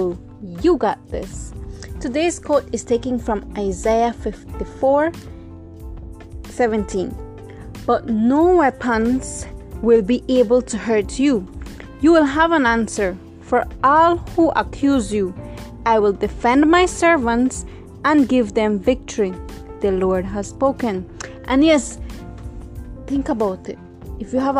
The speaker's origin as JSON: {"language": "English", "town": "Corozal", "region": "Corozal District", "country": "Belize", "said": "I'm originally from Corozal."}